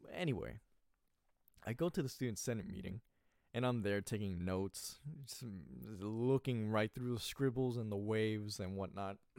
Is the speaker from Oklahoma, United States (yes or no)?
no; California, United States; I was born in California